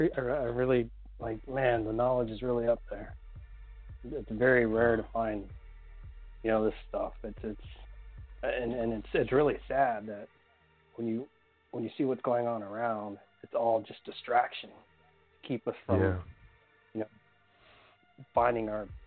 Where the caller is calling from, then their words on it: Arizona, United States; calling from Arizona.